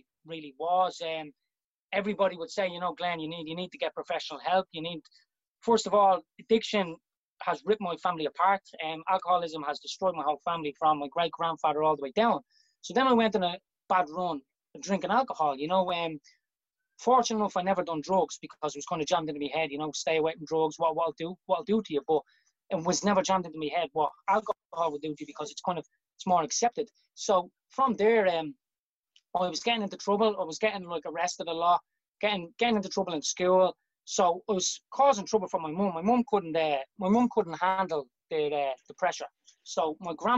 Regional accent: Dublin, Leinster, Ireland; moved away as an adult; also born or lived in Cambodia; I was born, grew up in Devonny Gardens

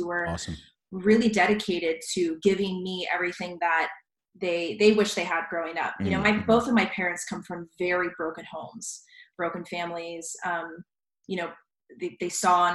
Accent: Richmond Hill, Georgia, United States; also born or lived in San Diego, California; I was born in San Diego, but I grew up in South Georgia. My parents and I moved there when I was about 5 or 6. So Georgia is really my home, South Georgia.

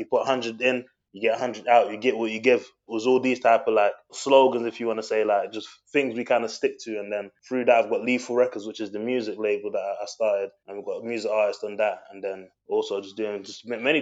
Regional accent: London, United Kingdom; moved away as an adult; also born or lived in Democratic Republic of the Congo (ancestry); now in Middlesbrough, United Kingdom; I was born in England, South London, but my roots are DRC, the Democratic Republic of Congo. That's where I'm from. And I was raised in South London.

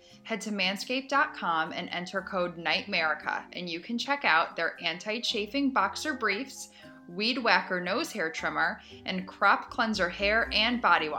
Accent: Naperville, Illinois, United States; Our postman growing up, Juan, in Naperville, Illinois

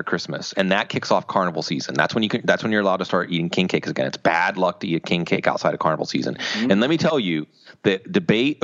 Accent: Mount Lebanon, Pennsylvania, United States; also born or lived in New Mexico / El Paso, Texas; I was born in Mount Lebanon, Pennsylvania. For 6 years when I was a kid, I lived in New Mexico and El Paso, but I came back when I was seven in 1982

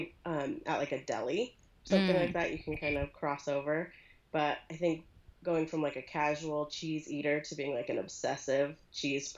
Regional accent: Pasadena, California, United States; moved away as an adult; now in Idaho, United States; I'm from Pasadena originally.

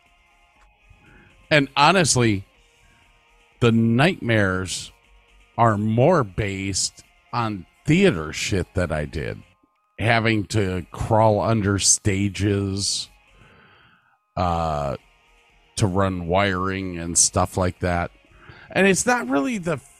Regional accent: Medina, Ohio, United States; I grew up in Medina, Ohio

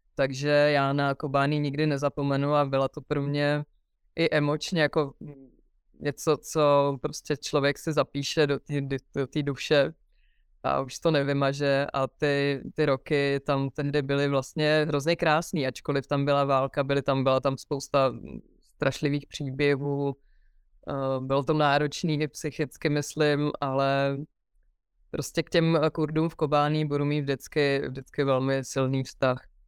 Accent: Pardubice, Pardubice Region, Czechia; moved away; východní Čechy jsou moje rodiště a to bude vždycky ta moje rodná hruda, na kterou se budu vracet a miluju to tam, i když už dlouho v Pardubicích nežiju

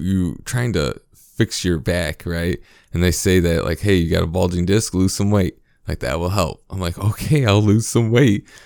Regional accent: United States; as a American

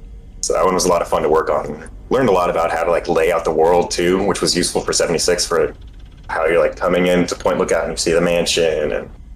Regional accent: rural Oregon, United States; I am from, like, rural Oregon

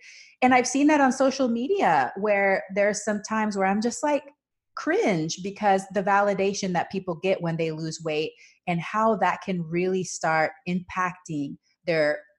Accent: Panama; And so I grew up with this in Panama. The culture is you comment on people's body size to their face.

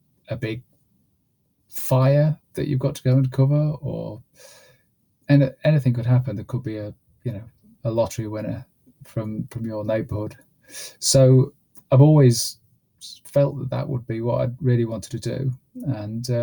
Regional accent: South Lincolnshire, East Midlands, United Kingdom; My mum was a reporter on the local paper where I grew up in South Lincolnshire

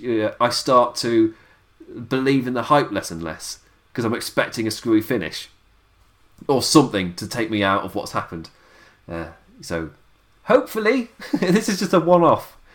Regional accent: England, United Kingdom; As an Englishman

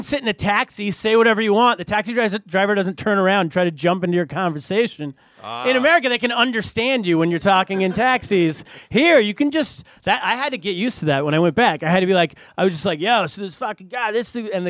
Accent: California, United States; I'm from California.

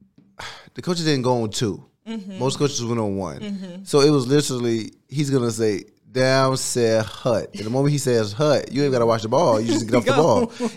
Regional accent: Miami, Florida, United States; No, Liberty City. 83rd and 7th.

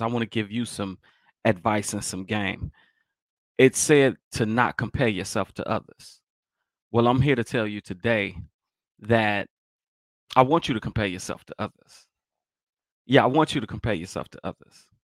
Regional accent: Chicago, Illinois, United States; I'm from Chicago

